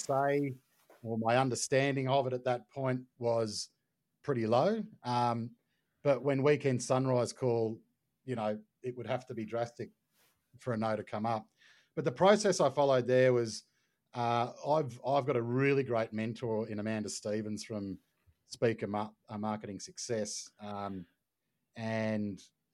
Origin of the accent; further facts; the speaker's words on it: Brisbane, Queensland, Australia; I'm from Brisbane